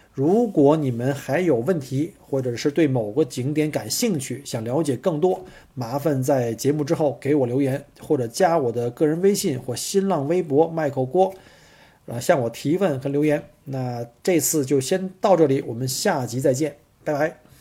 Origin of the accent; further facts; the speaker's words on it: northern China, China; 因为我是北方人